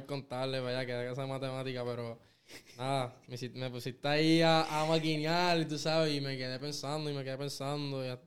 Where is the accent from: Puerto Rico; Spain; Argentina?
Puerto Rico; Caguas; del pueblo que yo soy, que es Cagua